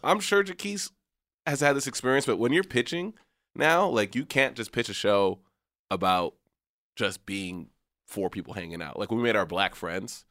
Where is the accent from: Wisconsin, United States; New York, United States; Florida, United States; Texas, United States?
Texas, United States; McAllen; moved away as an adult; also born or lived in San Francisco Bay Area; growing up in McAllen, Texas